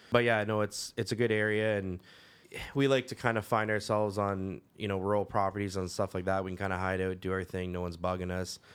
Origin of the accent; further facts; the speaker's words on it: Caledon, Ontario, Canada; I grew up in Caledon